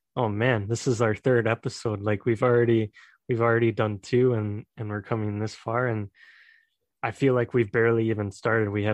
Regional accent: United States; I'm from the United States

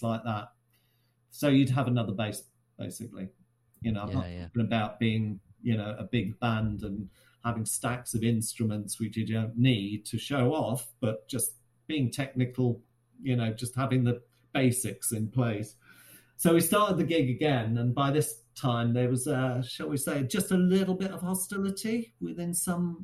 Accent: Shrewsbury, West Midlands, United Kingdom; back in my hometown of Shrewsbury

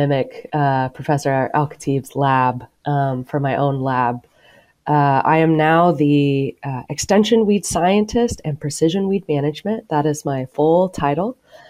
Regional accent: Bartlesville, Oklahoma, United States; moved away; Both sides of my family actually are from Oklahoma, and I grew up in Bartlesville, really close to the Kansas border. We did not grow up on a farm, but my mother's side of the family had a cow-calf operation in central Oklahoma.

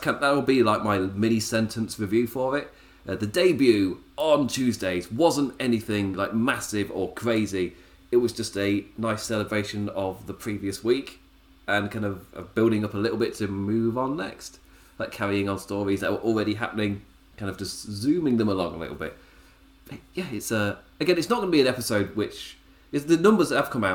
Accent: England, United Kingdom; I'm English

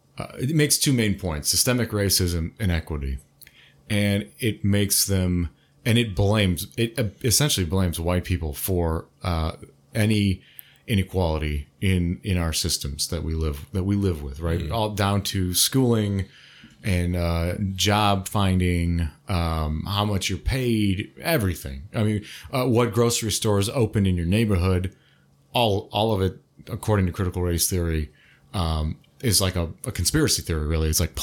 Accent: United States; we're all American anyway. We're fucking born here, you know?

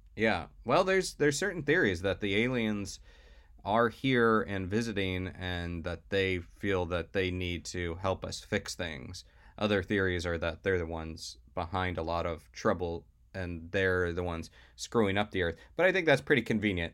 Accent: Florida, United States; growing up in Florida

